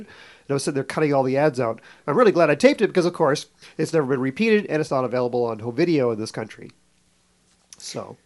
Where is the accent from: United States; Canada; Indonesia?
Canada; moved away; I grew up in Canada